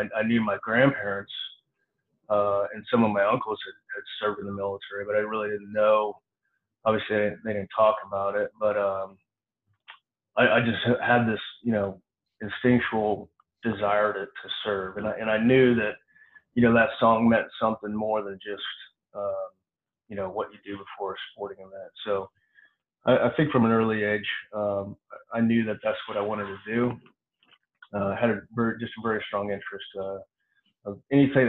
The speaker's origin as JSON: {"language": "English", "town": "Clinton", "region": "Missouri", "country": "United States", "tie": "born or raised there", "said": "I grew up in a small farm town, about 5,000 people when I was growing up. It's in central Missouri, small town called Clinton, Missouri"}